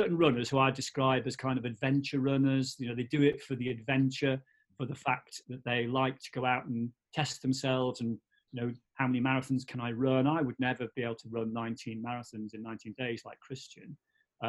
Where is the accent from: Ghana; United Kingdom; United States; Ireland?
United Kingdom; Newtown, Wales; moved away as an adult; also born or lived in Barmouth, Wales / Colwyn Bay, Wales; now in Isle of Man; We moved from Barmouth to a place called Newtown in Mid Wales